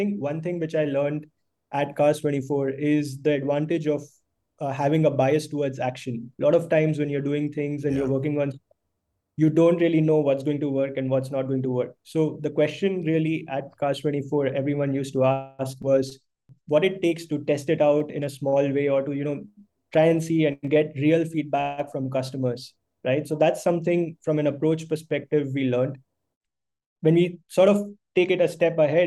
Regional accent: Mumbai, Maharashtra, India; also born or lived in Bangalore; I've basically been born and brought up in Bombay

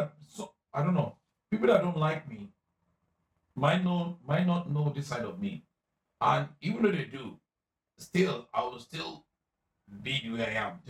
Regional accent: Nigeria; As a Nigerian person, I don't know why, I'll feel so reluctant because this water is created by Nkechi.

